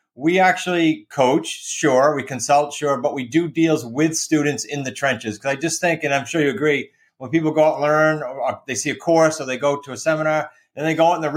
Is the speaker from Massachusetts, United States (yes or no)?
yes; Massachusetts, United States; accent: New England; moved away as an adult; now in Newport, United States; I grew up in Massachusetts and settled here like in 08.